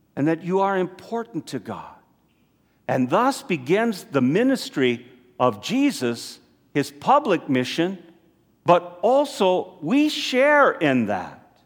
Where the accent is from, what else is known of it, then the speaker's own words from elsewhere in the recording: United States; as American Catholics here